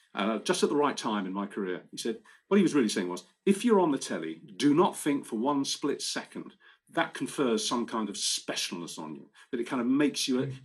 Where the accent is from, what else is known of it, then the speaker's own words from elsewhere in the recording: Romford, London, United Kingdom; moved away; Romford in Essex, where I'm born, my hometown